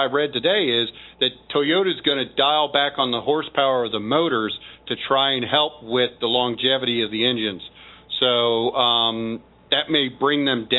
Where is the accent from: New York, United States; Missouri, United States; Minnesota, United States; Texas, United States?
Missouri, United States; I'm from Missouri, obviously. You know, I'm back home. We're the show me state.